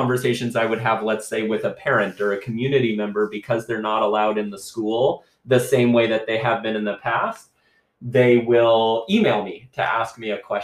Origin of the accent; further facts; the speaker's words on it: United States; moved away as an adult; now in Canada; I am not Canadian. I am a U.S. citizen